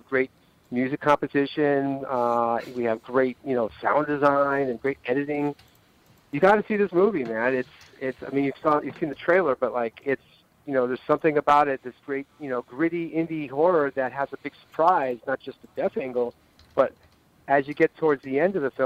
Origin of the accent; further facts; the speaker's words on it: Los Angeles, California, United States; now in New York, United States; I was raised in L.A. and I left